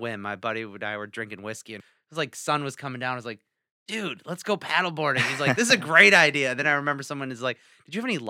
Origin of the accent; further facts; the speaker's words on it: Traverse City, Michigan, United States; And we're from Traverse City.